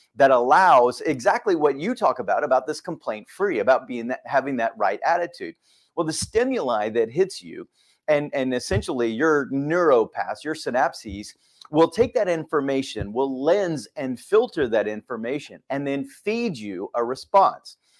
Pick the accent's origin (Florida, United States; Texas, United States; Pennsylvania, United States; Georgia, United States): Texas, United States; moved away as an adult; also born or lived in Fort Worth, Texas; now in Suwanee, United States; growing up in Texas